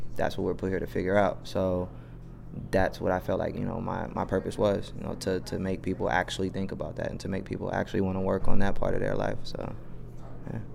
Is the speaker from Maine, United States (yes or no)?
no; Atlanta, Georgia, United States; I'm from the east too